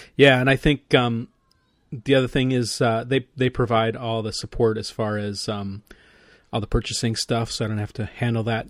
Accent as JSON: {"language": "English", "region": "Midwest", "country": "United States", "said": "I'm a Midwesterner"}